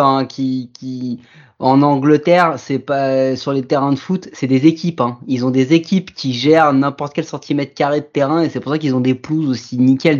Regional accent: France; accent: très français; mon accent il est très très français

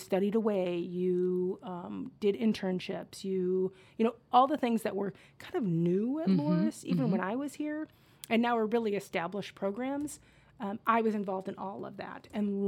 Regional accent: Cedar Rapids, Iowa, United States; I grew up in Cedar Rapids, Iowa.

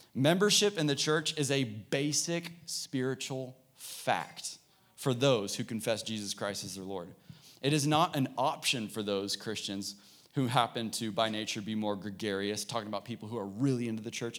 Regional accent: Dallas, Texas, United States; I grew up in Dallas

